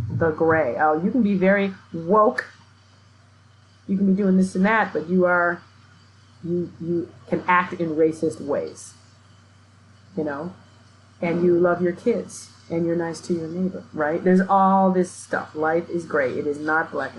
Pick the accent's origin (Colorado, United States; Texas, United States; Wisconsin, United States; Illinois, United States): Wisconsin, United States; Milwaukee; moved away; I grew up in Milwaukee, which is the most segregated city in the country.